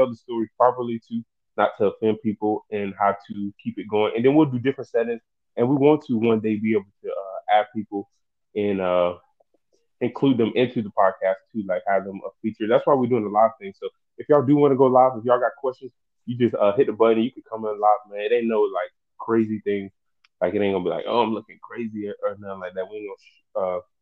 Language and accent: English; the South, United States; I'm from the South, so I'm going to be speaking proper English